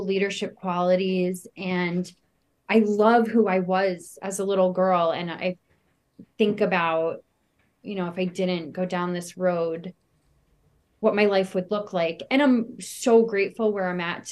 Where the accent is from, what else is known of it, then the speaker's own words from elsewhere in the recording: Westchester County, New York, United States; I grew up in a small town in Westchester County